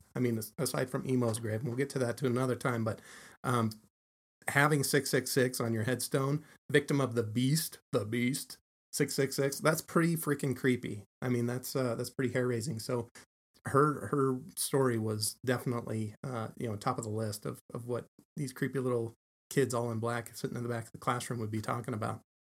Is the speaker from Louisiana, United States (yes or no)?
no; Salt Lake City, Utah, United States; I'm a townie. um, lived here all my life